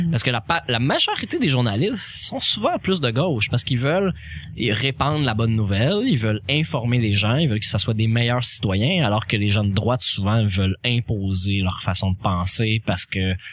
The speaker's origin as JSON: {"language": "French", "town": "Montreal", "region": "Quebec", "country": "Canada", "said": "Ben, on, parle en tant que Montréalais."}